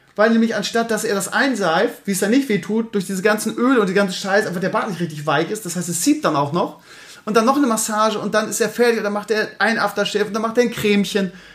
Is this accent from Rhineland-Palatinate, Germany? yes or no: no; Bremen, Germany; als Bremer, weil wir Bremer sind ja sehr bodenständig